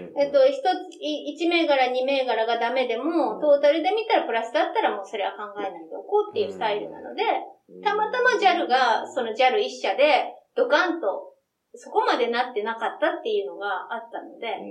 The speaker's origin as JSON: {"language": "Japanese", "region": "western Japan", "country": "Japan", "tie": "born or raised there", "moved": "yes", "lives_now": "Tokyo, Japan", "said": "私は、あの、西の方の出身なので"}